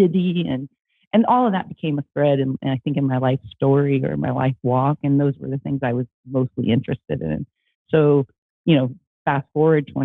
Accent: Midwest, United States; I grew up in the United States, in the Midwest

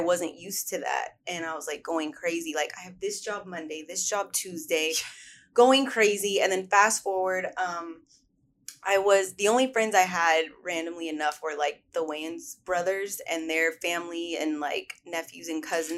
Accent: Sacramento, California, United States; moved away as an adult; now in Los Angeles, United States; I grew up in Sacramento, California

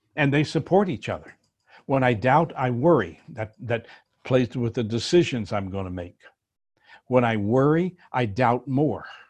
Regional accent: New Orleans, Louisiana, United States; I was born in New Orleans

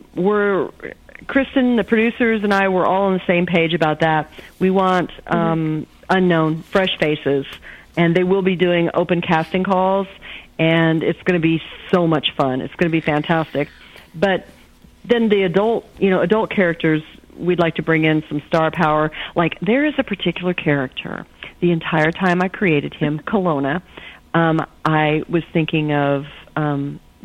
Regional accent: Illinois, United States; now in Oklahoma, United States; I wasn't born in Oklahoma, but Oklahoma's my home state. I was born in Illinois and started visiting Oklahoma, where my uncle had a cattle ranch, still has a cattle ranch in southern Oklahoma, and I started visiting when I was 11. So I'm a transplant

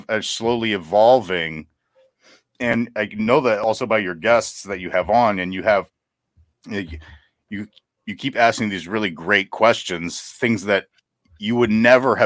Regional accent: New Orleans, Louisiana, United States; moved away; We're from New Orleans

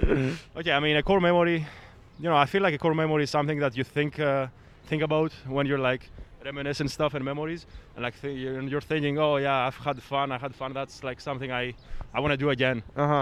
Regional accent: Greece; moved away as an adult; now in Canada; I'm domestic now, like on paper, but I was born and raised in Greece.

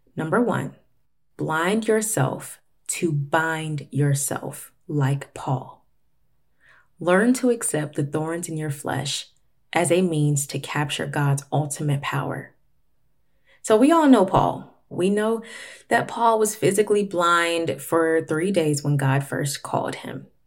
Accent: Florida, United States; now in Atlanta, United States; Florida, which is where I'm actually from. I currently live in Atlanta, but I was born in Florida

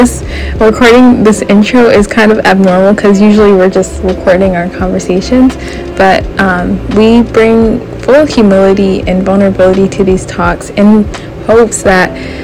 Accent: California, United States; now in Huntsville, United States; I'm from California. I live in Huntsville, Alabama now

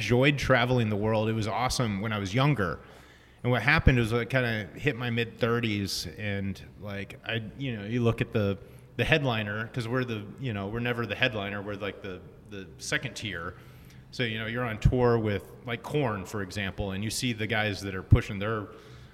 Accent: Texas, United States; moved away as an adult; also born or lived in Austin, Texas / Orange, California; now in Long Beach, United States; I'm from Texas originally. I moved out here to go to Chapman Film School.

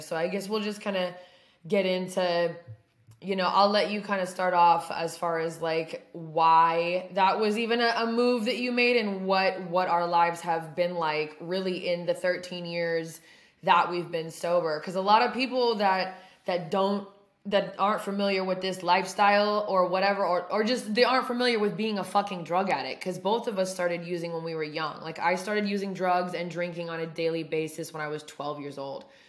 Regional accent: Oregon, United States; moved away; my hometown, which is in Oregon

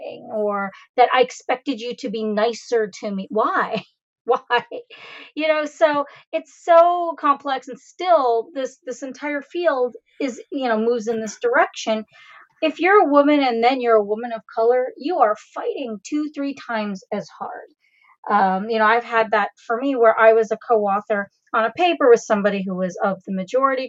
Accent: Canada; I was born and raised in Canada

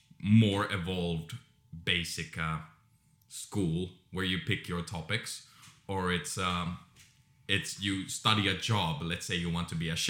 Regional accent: Finland; In Finland, we have 9 years

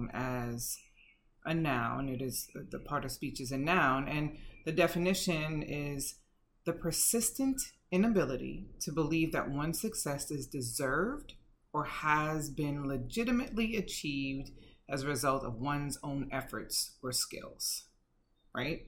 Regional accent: New York City, New York, United States; I grew up in Bedford-Stuyvesant, Brooklyn, back in the day

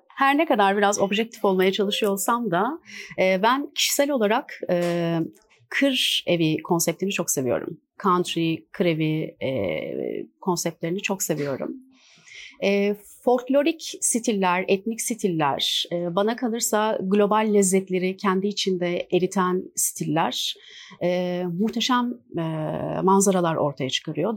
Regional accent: İzmir, Turkey; moved away as an adult; now in Istanbul, Turkey; 1984 e, İzmir doğumluyum

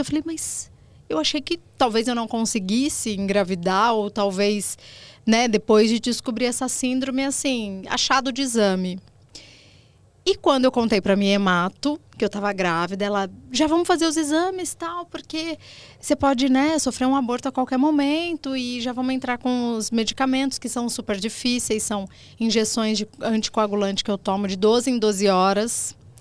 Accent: Limeira, São Paulo, Brazil; Eu sou do interior de São Paulo, Limeira, criada por vó

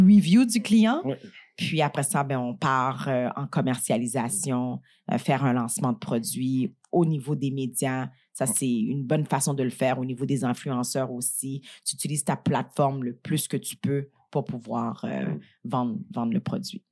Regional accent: Montreal, Quebec, Canada; moi, je suis née à Montréal, mais j'ai quand même grandi dans le quartier Saint-Michel, Montréal-Nord

